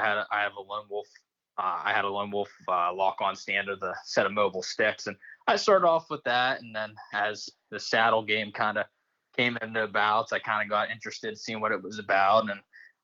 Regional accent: West Central Pennsylvania, United States; moved away as an adult; now in Dauphin County, Pennsylvania, United States; I grew up in West Central Pennsylvania, moved out here going on almost 2 years ago now

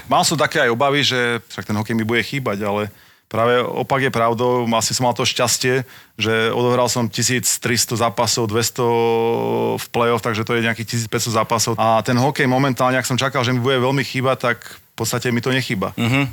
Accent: Slovakia; doma na Slovensku

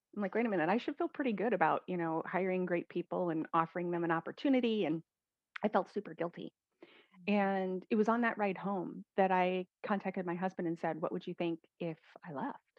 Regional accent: Midwest, United States; I was raised in the Midwest in the United States

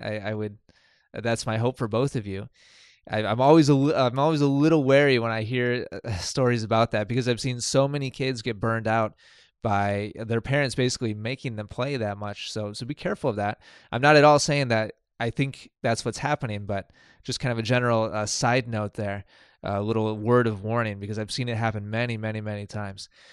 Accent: Milwaukee, Wisconsin, United States; moved away as an adult; also born or lived in East Coast; I'm from Milwaukee, Wisconsin

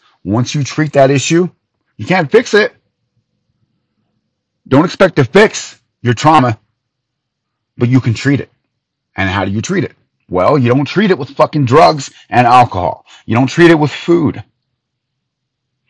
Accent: United States; as an American

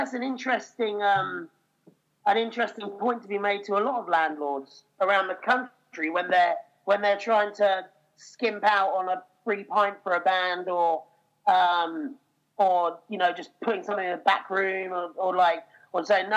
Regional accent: Norfolk, East of England, United Kingdom; I grew up in Norfolk

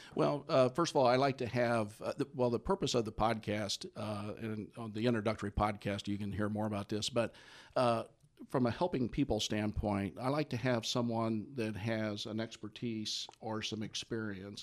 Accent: Midwest, United States; also born or lived in Indiana; I grew up in the Midwest, uh, graduate of, uh, Indiana and, uh, Purdue Universities

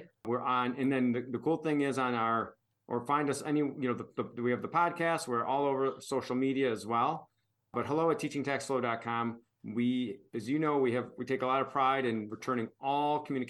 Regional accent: Michigan, United States; now in Tennessee, United States; my home state of Tennessee and back in where I'm originally from in Michigan.

